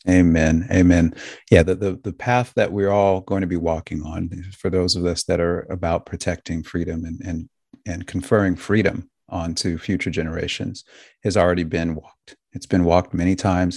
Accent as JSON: {"language": "English", "country": "United States", "said": "I'm an American."}